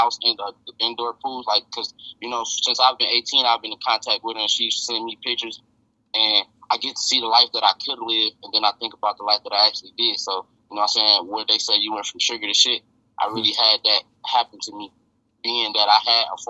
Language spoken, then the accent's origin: English; Detroit, Michigan, United States; I'm from Southwest Detroit, to be exact